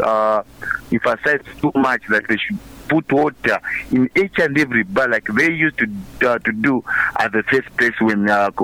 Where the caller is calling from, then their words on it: Mazabuka, Southern Province, Zambia; Yeah, within Mazabuka.